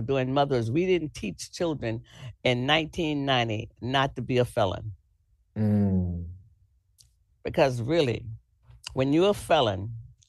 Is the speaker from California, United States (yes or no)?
no; Florida, United States; Florida, that's my home state